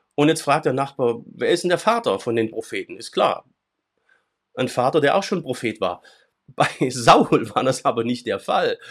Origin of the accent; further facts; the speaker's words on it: Swabia, Germany; in meinem schwäbischen Kulturkreis, wo ich herkomme